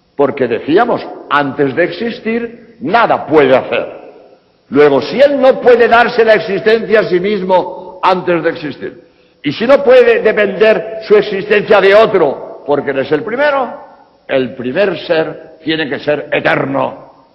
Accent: Spain; en España, de donde vengo

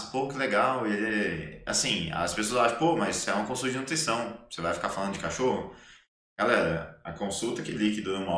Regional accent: Minas Gerais, Brazil; Então, assim, quando eu falo para ela que eu sou mineiro

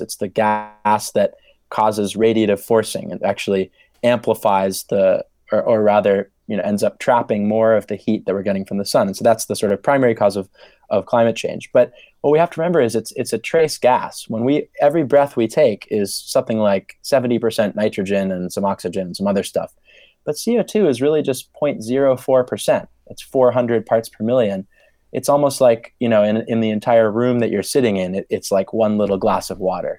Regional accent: Maine, United States; moved away as an adult; now in Oxford, United Kingdom; growing up in Maine, I was always very sort of connected to nature and climate. Grew up in the sort of forested part of the state

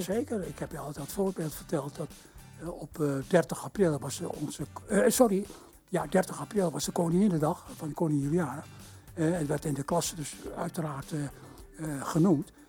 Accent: Indonesia; now in Netherlands; in Indië werden we echt Nederlands opgevoed

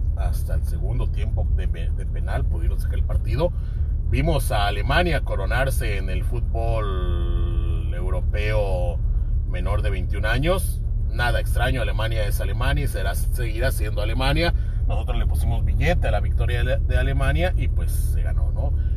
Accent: Mexico

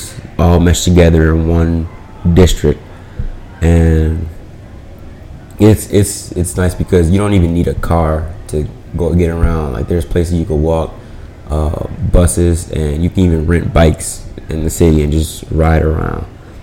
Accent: New Orleans, Louisiana, United States; also born or lived in Atlanta, Georgia; now in United Arab Emirates; I'm from the United States, more specifically New Orleans, Louisiana

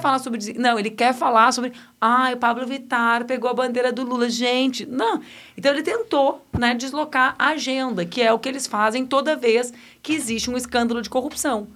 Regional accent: Rio Grande do Sul, Brazil; now in Porto Alegre, Brazil; ali na metade sul, onde eu cresci

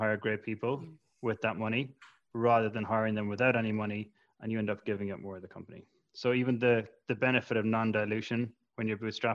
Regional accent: Ireland; as an Irish entrepreneur

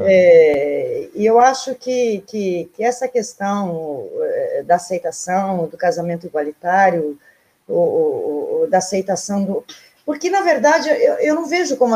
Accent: Canguçu, Rio Grande do Sul, Brazil; do lugarzinho onde eu nasci, que é a Cochilha dos Campos

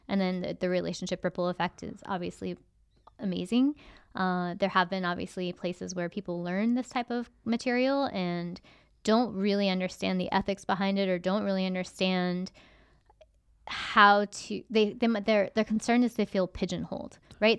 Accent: United States; as an American

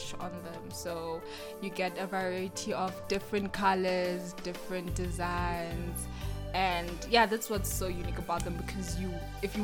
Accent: Chitungwiza, Harare, Zimbabwe; now in Johannesburg, South Africa; I'm originally from Zimbabwe, from Harare, from the township in a place called Chitungwiza

